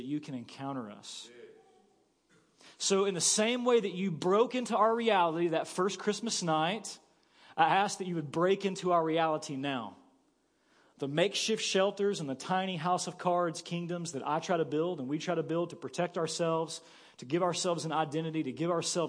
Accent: Paragould, Arkansas, United States; moved away as an adult; also born or lived in Kansas City; I woke up here in Paragould, Arkansas with you. And I was excited to wake up here in my hometown

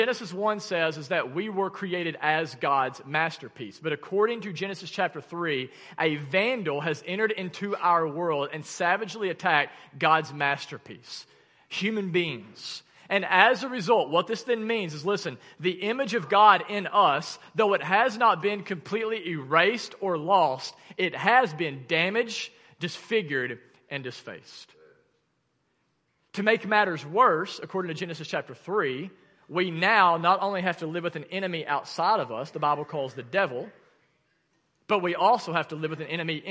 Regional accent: Arkansas, United States; accent: Arkansan; my Arkansan accent

